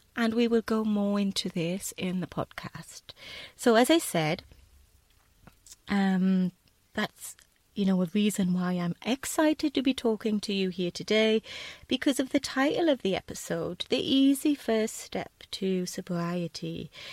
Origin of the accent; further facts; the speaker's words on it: United Kingdom; also born or lived in south of Spain; now in Spain; being British